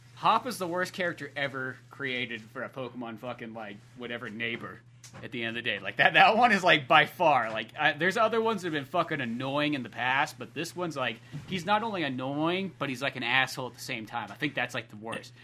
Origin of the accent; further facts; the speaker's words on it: United States; as an American